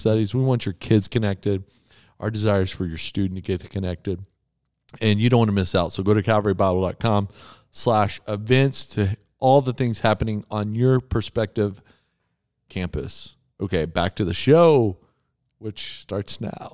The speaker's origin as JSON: {"language": "English", "town": "Amarillo", "region": "Texas", "country": "United States", "tie": "born or raised there", "moved": "yes", "lives_now": "Colorado, United States", "said": "I grew up in Amarillo, Texas"}